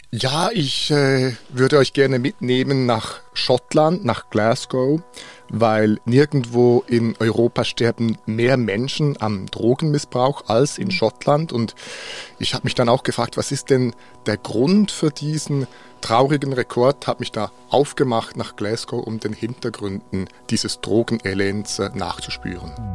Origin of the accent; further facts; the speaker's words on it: Bern, Switzerland; in Bern, wo ich aufgewachsen bin